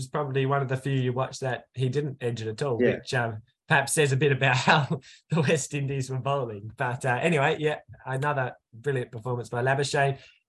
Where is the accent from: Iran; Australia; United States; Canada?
Australia; South Australia; South Australia, his home state, my home state